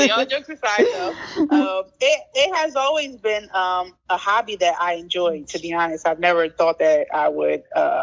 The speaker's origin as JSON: {"language": "English", "town": "Plainfield", "region": "New Jersey", "country": "United States", "tie": "born or raised there", "said": "I was born and raised in Plainfield, New Jersey."}